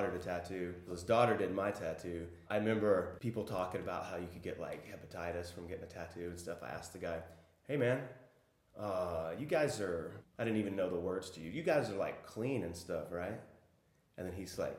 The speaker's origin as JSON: {"language": "English", "town": "Arlington", "region": "Texas", "country": "United States", "also_born_or_lived": "Austin, Texas / Prague", "said": "I'm from Arlington, Texas, which is a suburb of Dallas"}